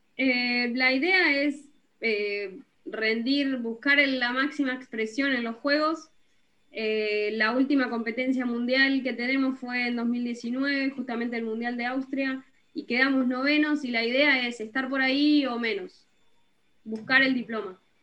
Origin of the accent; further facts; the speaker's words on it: Bolívar, Buenos Aires Province, Argentina; yo soy de Bolívar, una ciudad del interior de Buenos Aires